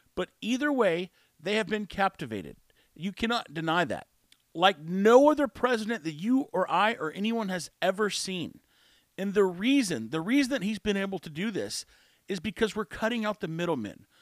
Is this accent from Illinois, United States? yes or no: no; Texas, United States; I'm from Texas. I've lived all my life except for two years inside Texas